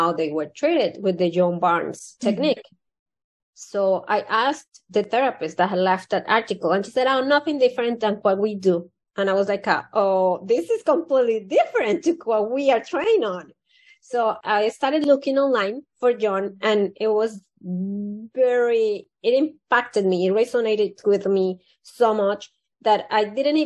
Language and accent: English; Colombia; moved away; I was born in Colombia, South America.